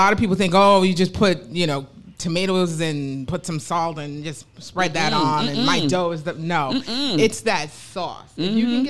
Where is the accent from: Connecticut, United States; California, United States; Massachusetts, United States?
Connecticut, United States; New Haven; I'm from New Haven, Connecticut